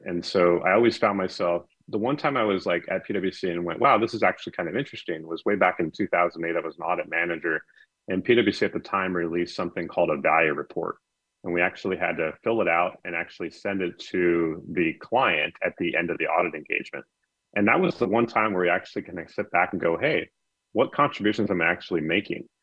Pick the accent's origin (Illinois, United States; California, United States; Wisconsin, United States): California, United States; Anaheim; I grew up in Anaheim and right down the right down the street from Disneyland.